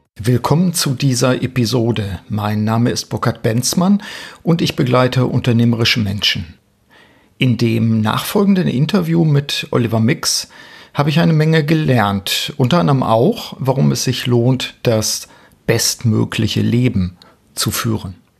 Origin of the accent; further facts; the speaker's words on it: Osnabrück, Lower Saxony, Germany; in Osnabrück, meiner Heimatstadt